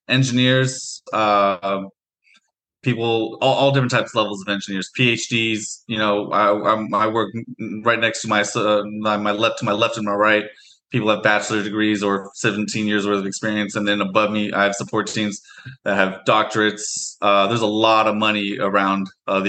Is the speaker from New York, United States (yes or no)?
no; Portland, Oregon, United States; also born or lived in Beaverton, Oregon; I'm actually from the Portland area, so I've lived in and out of Portland and Beaverton pretty much growing up my whole life.